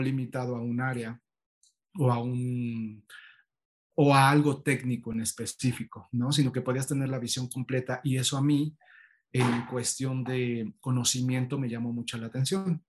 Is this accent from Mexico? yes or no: yes; State of Mexico, Mexico; now in Mexico City, Mexico; mis papás decidieron irse al Estado de México y ahí fue donde llevé toda mi, vida estudiantil